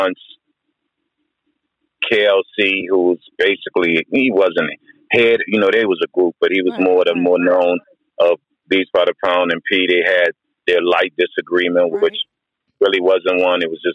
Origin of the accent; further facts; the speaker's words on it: New Orleans, Louisiana, United States; I'm from New Orleans.